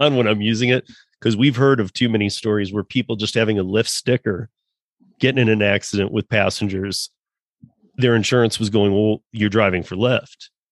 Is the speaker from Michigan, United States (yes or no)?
yes; Michigan, United States; moved away as an adult; now in Colorado, United States; I'm born and raised in Michigan. Um, I've been out in Colorado for you know almost as long as I lived in Michigan